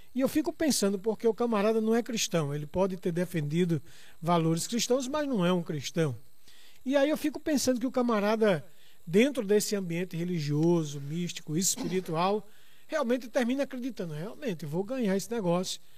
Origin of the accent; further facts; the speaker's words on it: Brazil; como somos brasileiros